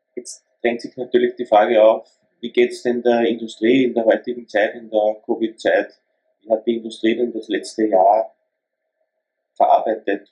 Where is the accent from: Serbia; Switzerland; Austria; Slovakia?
Austria; als Österreicher